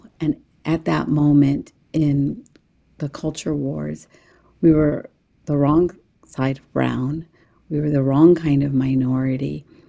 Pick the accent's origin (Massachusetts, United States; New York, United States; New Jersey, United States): New Jersey, United States; English is a second language; also born or lived in India; I was a child born in India to a Muslim family. I came to America at the age of 4, an immigrant girl who knew not a word of English. We lived in a roach-infested student housing barracks, old army barracks on the campus of Rutgers University.